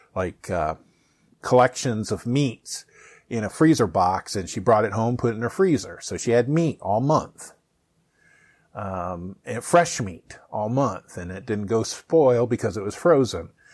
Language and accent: English; Findlay, Ohio, United States; my hometown, um, south of Toledo